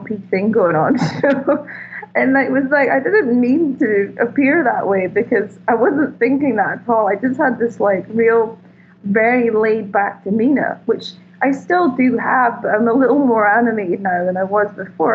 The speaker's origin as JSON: {"language": "English", "region": "Scotland", "country": "United Kingdom", "moved": "yes", "lives_now": "Malibu, United States", "said": "I'm Scottish"}